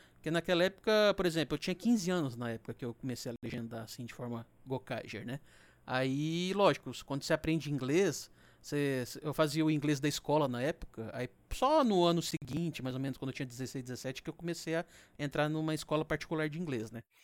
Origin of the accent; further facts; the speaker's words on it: Minas Gerais, Brazil; eu sou de Minas